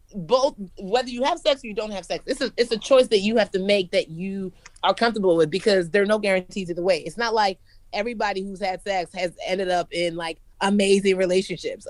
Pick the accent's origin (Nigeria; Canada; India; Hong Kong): Nigeria; moved away; also born or lived in United States; I'm Nigerian